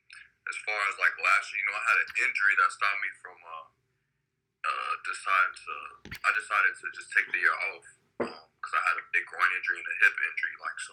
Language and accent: English; Chicago, Illinois, United States; I'm from Chicago.